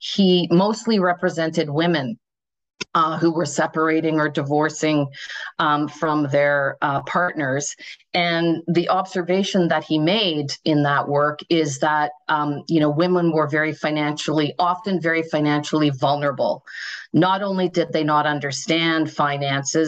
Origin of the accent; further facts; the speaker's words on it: Thunder Bay, Ontario, Canada; now in Toronto, Canada; I grew up in Northwestern Ontario. I'm from Thunder Bay